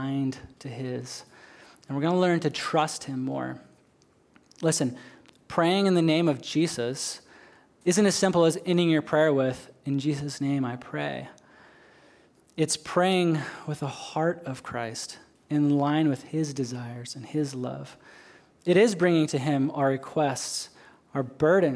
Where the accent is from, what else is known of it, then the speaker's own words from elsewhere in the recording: Western Washington, United States; moved away as an adult; now in Okinawa, Japan; I grew up in Western Washington, outside of a small town halfway between Seattle and Portland.